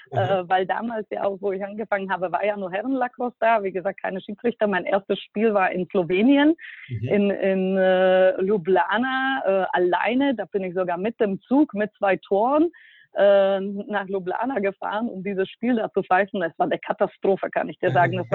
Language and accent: German; Bratislava, Bratislava Region, Slovakia; ich bin ja aus der Slowakei und in Bratislava 2002 muss man sich vorstellen, da gab es noch nicht viel.